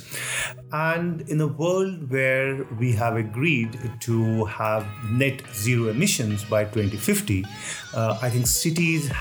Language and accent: English; New Delhi, Delhi, India; moved away as an adult; also born or lived in Mumbai, India / Kolkata, India; now in Geneva, Switzerland; I grew up at New Delhi.